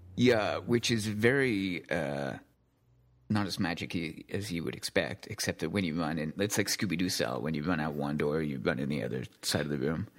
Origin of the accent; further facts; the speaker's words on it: United Kingdom; I'm British